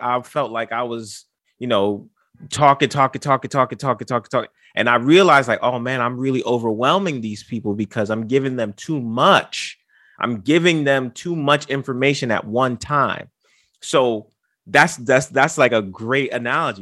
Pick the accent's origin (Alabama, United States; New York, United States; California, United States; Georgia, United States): New York, United States; New York City; I'm from the Bronx. birthplace of hip-hop.